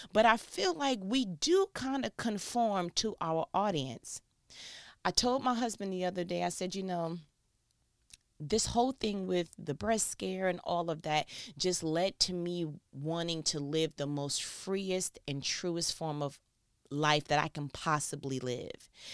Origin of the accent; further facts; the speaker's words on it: New York, United States; I'm from New York